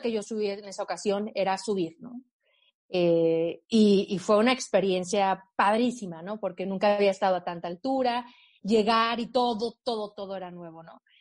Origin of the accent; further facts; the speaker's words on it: Aguascalientes, Mexico; moved away as an adult; also born or lived in Mexico City; Yo soy de Aguascalientes, en el centro de México